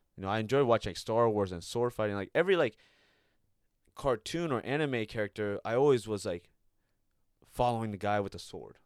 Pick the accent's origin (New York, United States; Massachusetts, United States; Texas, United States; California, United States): California, United States; Redwood City; I lived there for ten plus years. You know, that's my hometown